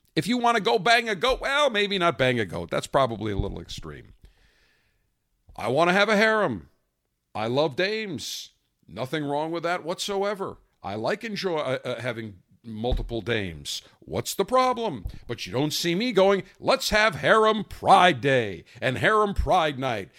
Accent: Buffalo, New York, United States; I grew up in Buffalo, big Sabres fan, had an ice rink in my backyard

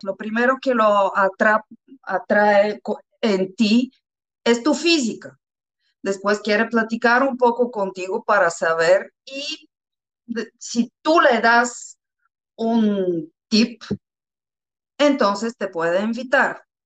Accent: Bulgaria; Spanish is a second language; moved away as an adult; also born or lived in Mexico; los búlgaros

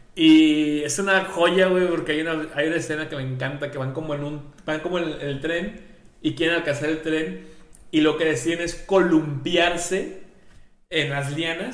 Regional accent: Mexico; nosotros que somos mexicanos

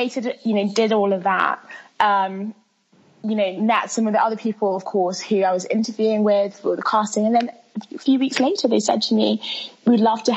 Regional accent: London, United Kingdom; English is a second language; also born or lived in Milan, Italy; I was born in Milan. But I was raised in London town and haven't left

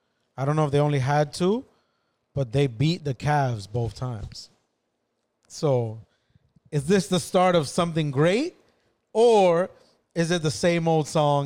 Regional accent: New York, United States; but I'm from New York

